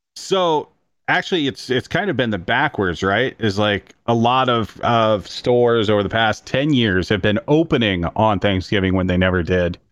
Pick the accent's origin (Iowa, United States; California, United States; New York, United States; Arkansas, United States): Iowa, United States; growing up in Iowa